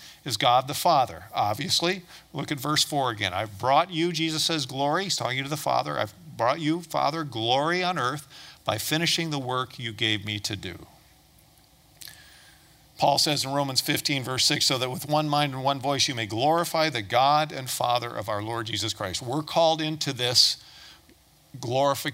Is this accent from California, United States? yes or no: no; Toledo, Ohio, United States; I was born and raised in Toledo, Ohio.